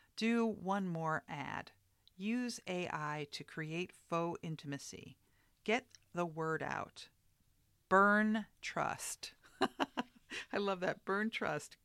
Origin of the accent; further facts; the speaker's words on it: New York, United States; I come from New York